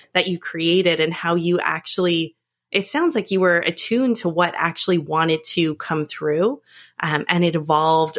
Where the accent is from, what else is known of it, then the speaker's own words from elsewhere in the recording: Northern Canada, Canada; I grew up in Northern Canada.